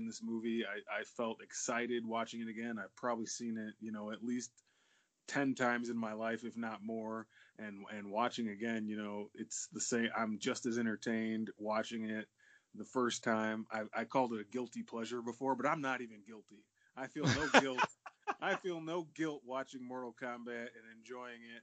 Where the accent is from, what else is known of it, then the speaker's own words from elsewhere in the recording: Glenwood, Illinois, United States; We grew up in Glenwood, Illinois